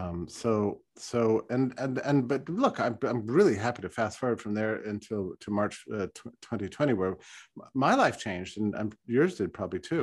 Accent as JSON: {"language": "English", "region": "Texas", "country": "United States", "tie": "born or raised there", "said": "I was raised in Texas"}